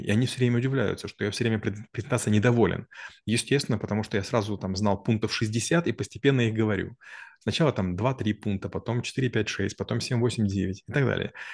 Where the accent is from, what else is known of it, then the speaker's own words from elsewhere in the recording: Ukraine; я провинциал, потому что я украинец